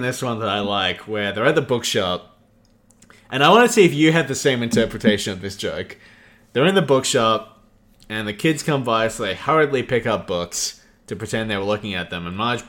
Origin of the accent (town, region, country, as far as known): Australia